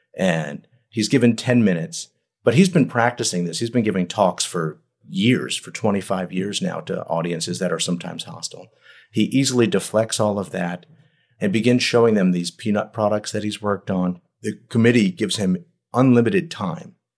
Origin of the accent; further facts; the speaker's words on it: New York, Philadelphia, Northeast, United States; moved away; also born or lived in Kansas / Mississippi; I grew up in the Northeast, in New York, in Philadelphia, where everyone has a basement.